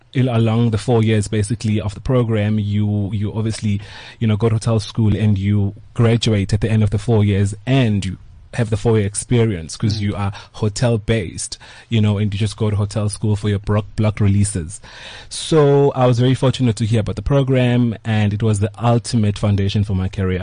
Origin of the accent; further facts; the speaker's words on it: Pietermaritzburg, KwaZulu-Natal, South Africa; I grew up in Maritzburg.